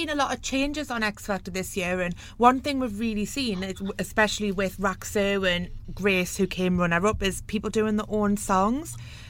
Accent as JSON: {"language": "English", "town": "South Shields", "region": "North East England", "country": "United Kingdom", "tie": "born or raised there", "said": "you actually went to my hometown last year, South Shields."}